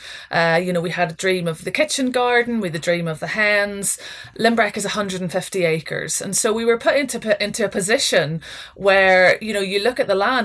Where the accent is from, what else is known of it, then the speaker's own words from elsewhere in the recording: Northern Ireland, United Kingdom; moved away as an adult; now in Scotland; my background is I grew up in Northern Ireland.